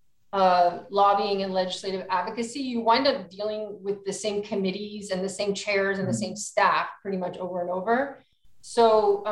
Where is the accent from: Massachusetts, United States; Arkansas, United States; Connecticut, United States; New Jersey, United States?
New Jersey, United States; moved away as an adult; now in California, United States; I am from New Jersey. I went to college at Rutgers University.